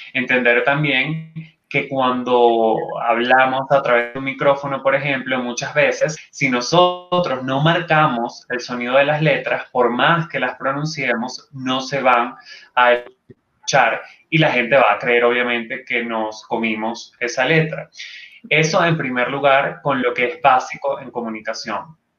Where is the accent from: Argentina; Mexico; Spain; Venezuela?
Venezuela; Luego tuve una segunda edición en Venezuela, una tercera edición también en mi país